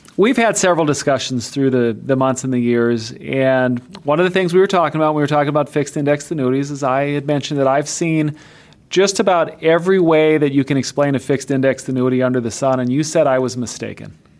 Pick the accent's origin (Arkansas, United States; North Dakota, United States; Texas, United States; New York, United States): North Dakota, United States; I'm from North Dakota